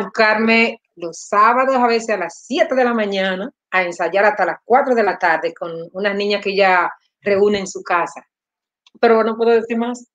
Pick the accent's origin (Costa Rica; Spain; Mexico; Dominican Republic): Dominican Republic; Samaná; now in Los Angeles, United States; yo soy de Samaná